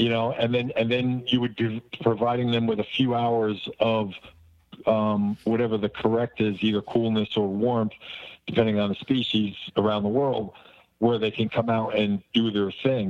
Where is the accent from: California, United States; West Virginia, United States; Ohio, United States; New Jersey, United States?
New Jersey, United States; I come from Jersey